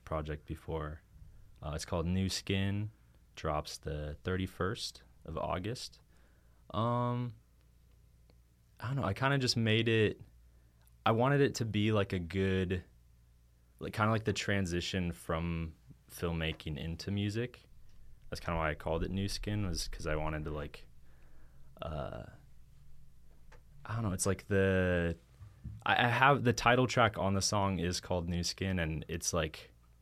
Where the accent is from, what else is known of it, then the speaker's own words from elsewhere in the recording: Anchorage, Alaska, United States; I'm from Anchorage, Alaska.